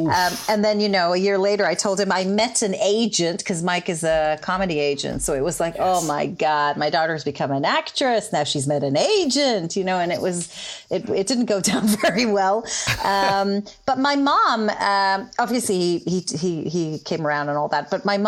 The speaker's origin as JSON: {"language": "English", "country": "Israel", "tie": "born or raised there", "first_language": "Hebrew", "second_language": "English", "moved": "as an adult", "lives_now": "United Kingdom", "said": "And I grew up in Israel."}